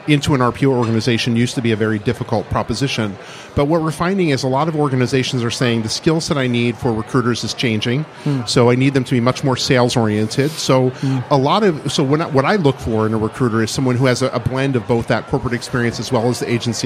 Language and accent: English; Midwest, United States; now in Boston, United States; So I grew up in the middle of the country